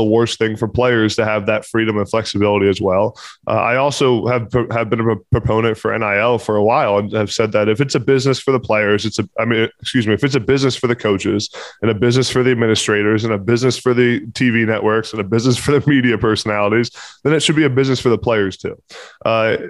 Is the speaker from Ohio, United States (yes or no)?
no; Pennsylvania, United States; I'm from Pennsylvania, have a lot of connections at Pitt